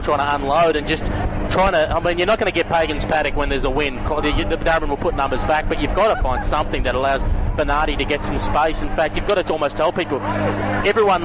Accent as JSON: {"language": "English", "town": "Melbourne", "region": "Victoria", "country": "Australia", "tie": "born or raised there", "said": "I grew up in Broadmeadow"}